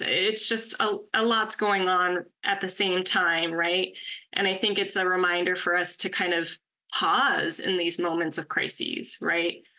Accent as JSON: {"language": "English", "region": "California", "country": "United States", "tie": "born or raised there", "also_born_or_lived": "Pennsylvania", "said": "I was born and raised in California"}